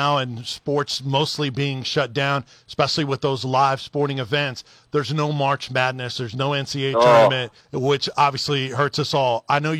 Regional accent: Tampa, Florida, United States; I'm from Tampa.

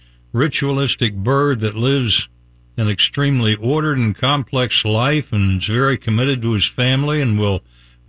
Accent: West Virginia, United States; now in Tampa Bay, United States; I'm from West Virginia

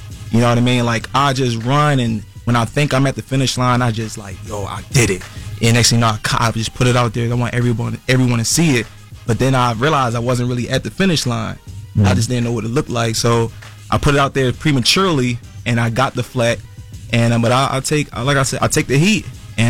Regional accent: Philadelphia, Pennsylvania, United States; I'm from North Philly.

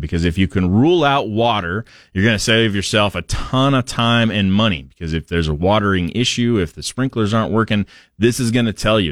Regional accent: Portland, Oregon, United States; I grew up in Portland

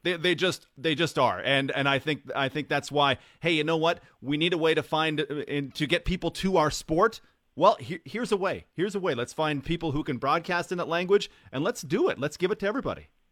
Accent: Alberta, Canada; now in Saskatchewan, Canada; I grew up in Alberta

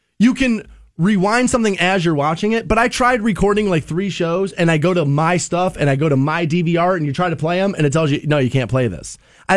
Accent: United States; I'm an American.

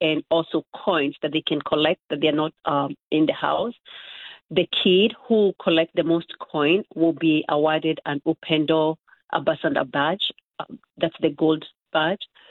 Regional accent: Nakuru, Nakuru County, Kenya; moved away; I'm originally from Nakuru, and so growing up, I was exposed to tribal and political

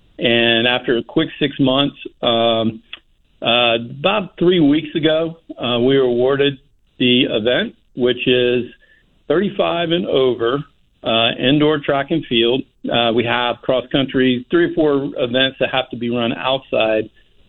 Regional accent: Gainesville, Florida, United States; growing up in Gainesville

